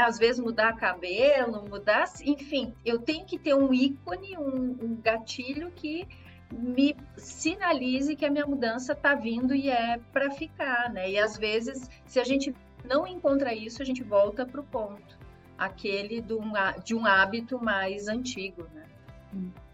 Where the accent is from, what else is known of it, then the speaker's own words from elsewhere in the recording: Brazil; a gente é brasileiro